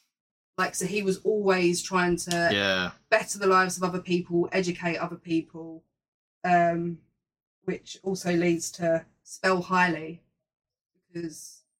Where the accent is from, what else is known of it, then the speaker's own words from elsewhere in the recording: Ireland; I'm from Ireland, mate.